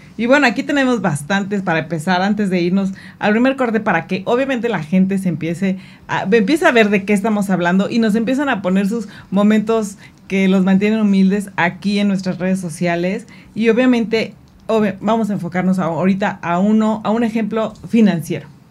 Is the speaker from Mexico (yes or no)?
yes; Mexico; como buen mexicano